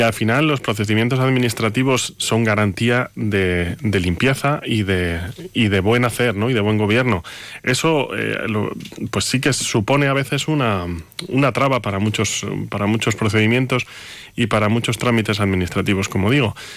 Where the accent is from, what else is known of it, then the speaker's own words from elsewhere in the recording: Monzón de Campos, Castile and León, Spain; moved away; yo soy de Monzón